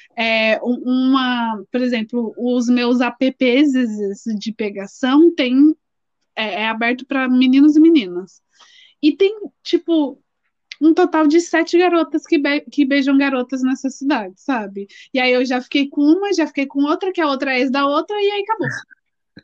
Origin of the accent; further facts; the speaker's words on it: São Paulo, Brazil; a gente é de São Paulo